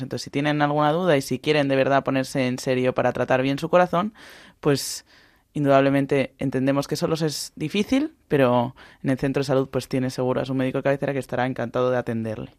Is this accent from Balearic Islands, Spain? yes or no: yes; Balearic Islands, Spain; En mi casa se cena mucha sobrasada porque somos de Baleares